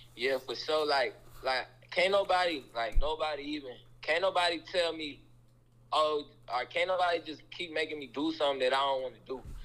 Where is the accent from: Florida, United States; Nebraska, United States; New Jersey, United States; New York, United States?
Nebraska, United States; Omaha; I'm from Omaha, Nebraska, from the cold.